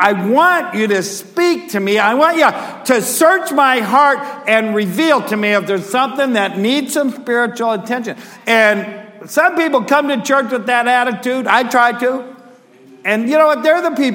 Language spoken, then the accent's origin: English; United States; I'm an American